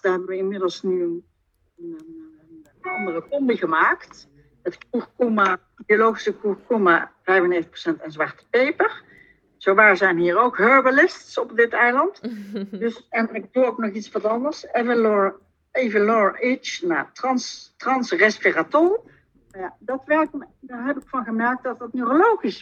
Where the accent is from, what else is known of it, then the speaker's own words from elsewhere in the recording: southern Netherlands, Netherlands; accent: soft G; Ik woon in het zuiden van het land, vandaar mijn zachte G.